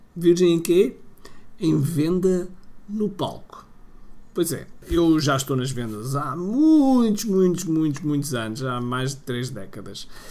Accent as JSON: {"language": "Portuguese", "country": "Portugal", "said": "a falar em inglês, sendo eu português, a falar em inglês"}